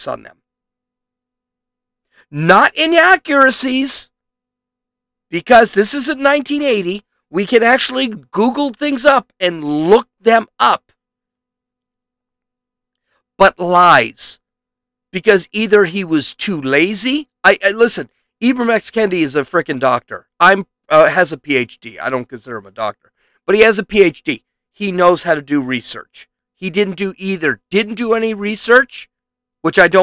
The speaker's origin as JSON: {"language": "English", "country": "United States", "tie": "born or raised there", "said": "I consider myself American. I was born in America"}